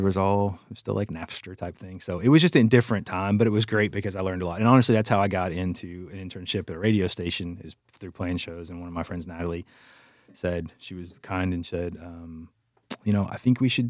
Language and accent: English; Dayton, Texas, United States; I'm from the Houston area, a town called Dayton, which is like between Houston and Beaumont.